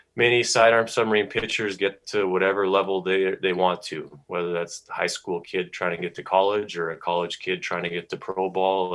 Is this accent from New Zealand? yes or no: no; Calgary, Alberta, Canada; moved away as an adult; also born or lived in California / Idaho / Kentucky; three years with the Calgary Vipers. My hometown was was pretty special